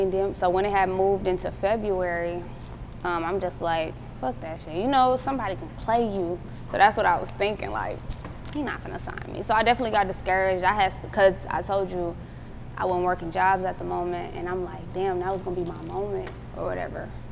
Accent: Milwaukee, Wisconsin, United States; moved away as an adult; now in Atlanta, United States; I'm from Milwaukee

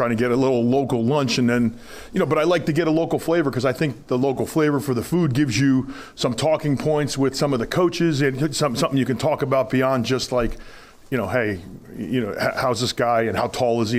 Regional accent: New Jersey, United States; moved away as an adult; now in Nebraska, United States; I'm from New Jersey

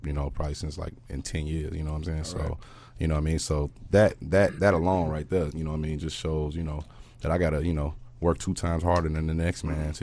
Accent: Gary, Indiana, United States; I'm from Gary, Indiana, nigga. I'm, you know, the east side

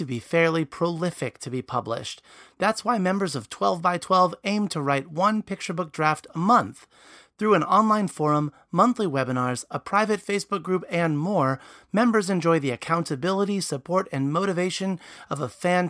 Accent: Baltimore, Maryland, United States; Baltimore, my hometown

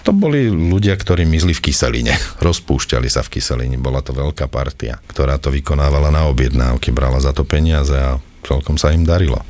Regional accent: Trnava, Trnava Region, Slovakia; ja som Trnavčan

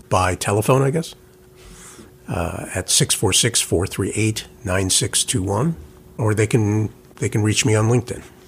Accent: New York, United States; as a New Yorker

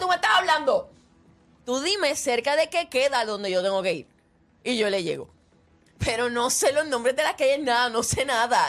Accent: Puerto Rico; Yo nací en PR. En PFR. Aquí nací. La isla bendita.

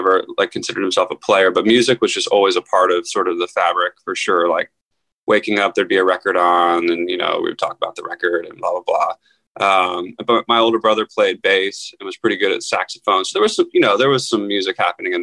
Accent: Philadelphia, Pennsylvania, United States; moved away as an adult; also born or lived in Los Angeles; I grew up outside Philadelphia.

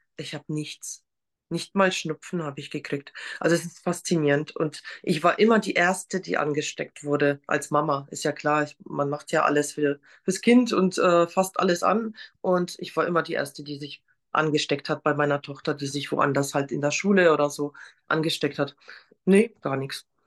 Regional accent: Poland; now in Germany; Ich komme nämlich ursprünglich aus Polen

